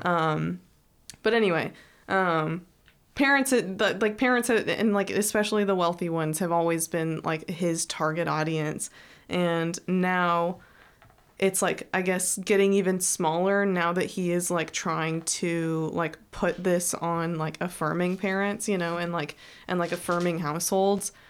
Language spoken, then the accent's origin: English; Texas, United States; I'm from I'm from Texas